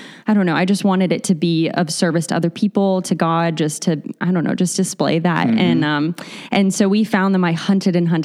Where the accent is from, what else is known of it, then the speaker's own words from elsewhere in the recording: Aurora, Colorado, United States; also born or lived in Littleton, Colorado; I grew up in Colorado